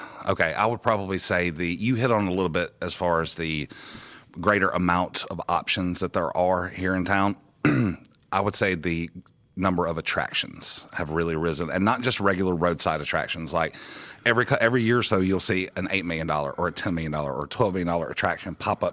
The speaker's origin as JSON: {"language": "English", "town": "Pascagoula", "region": "Mississippi", "country": "United States", "moved": "yes", "lives_now": "Branson, United States", "said": "I'm from originally from South Mississippi, down around Pascagoula. It's in between Biloxi and Mobile."}